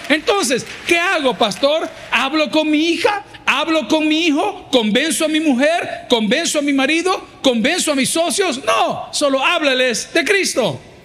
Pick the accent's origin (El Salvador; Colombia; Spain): El Salvador